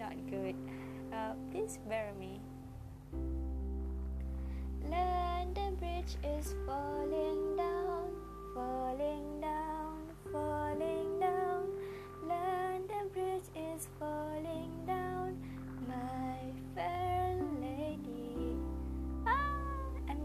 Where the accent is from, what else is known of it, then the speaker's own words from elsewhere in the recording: Malaysia; first language Malay; English is a second language; as a Malaysian, English is a second language apart from my mother tongue, which is Malay.